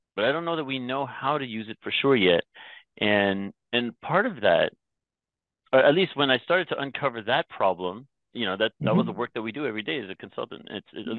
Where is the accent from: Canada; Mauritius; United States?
Canada; Toronto, Ontario; first language English; also born or lived in Myanmar; we traveled the longer way around the world from Myanmar to Toronto